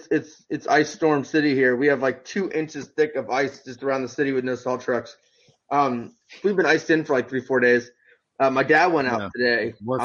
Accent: Rochester, New York, United States; now in Texas, United States; I grew up in Rochester.

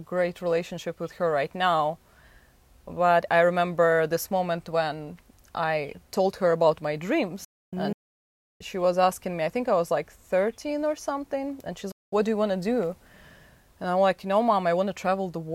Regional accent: Moscow, Russia; moved away; I'm from Moscow, Russia, and my childhood was something what actually made me think that I want more.

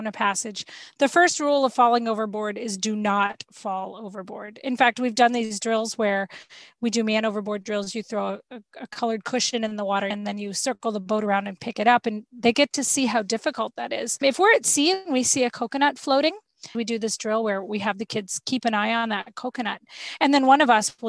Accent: Florida, United States; We're from Florida. We're used to having sea creatures in our backyard

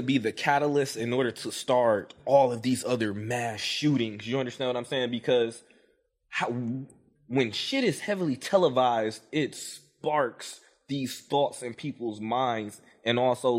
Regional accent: Detroit, Michigan, United States; Every school, like elementary, middle school, armed security standing outside, and I'm from Detroit. I ain't never seen it like that.

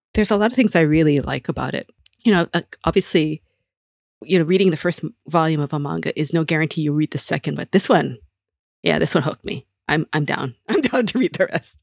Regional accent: Honolulu, Hawaii, United States; my hometown, in Honolulu

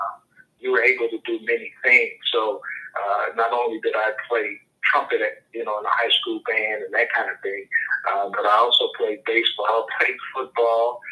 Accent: Kansas City, Kansas, United States; born and raised in Kansas City, Kansas

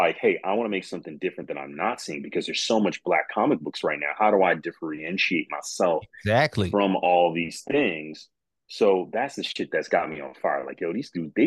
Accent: Midwest, Michigan, United States; I'm from the Midwest

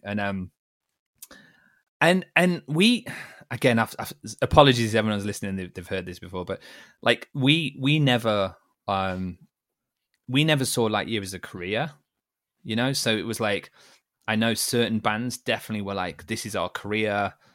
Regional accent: Liverpool, North West England, United Kingdom; also born or lived in Derby; I was born in Liverpool

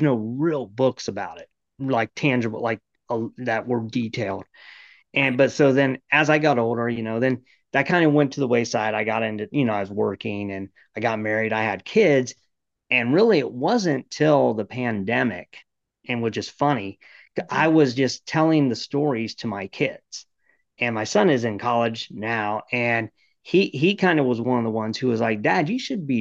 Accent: Ohio, United States; moved away as an adult; also born or lived in Florida; now in Maryland, United States; I grew up in Ohio

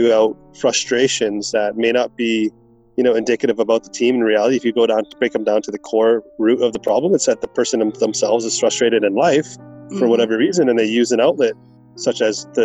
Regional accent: Vancouver, British Columbia, Canada; growing up in Vancouver

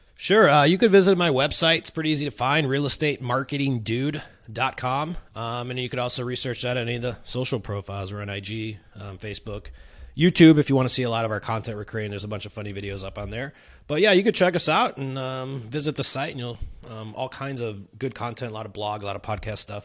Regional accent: Chicago, Illinois, United States; moved away as an adult; now in San Diego, United States; I'm coming in as a transplant. I'm from Chicago

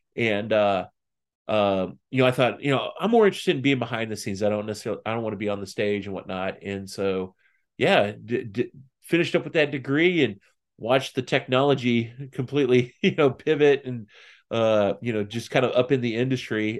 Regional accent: just outside of Saint Louis, Southern Illinois, United States; now in Lebanon, Tennessee, United States; I grew up in Southern Illinois, just outside of Saint Louis

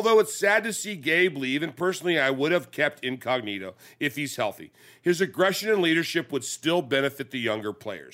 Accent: England, United Kingdom; I'm Raider Nation from England

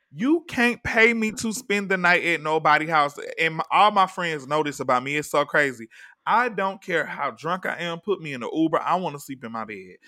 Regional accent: the South, United States; now in Los Angeles, United States; I'm from the South

